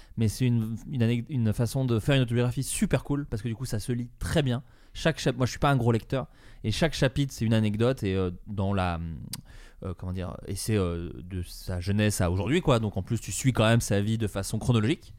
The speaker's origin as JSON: {"language": "French", "town": "Dijon", "region": "Bourgogne-Franche-Comté", "country": "France", "said": "on vient tous les deux de Dijon, de Bourgogne"}